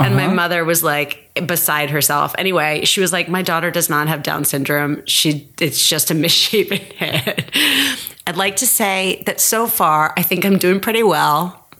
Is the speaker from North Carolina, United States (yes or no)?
no; San Francisco, California, United States; born there; So I was born in San Francisco. I was born at Stanford Hospital.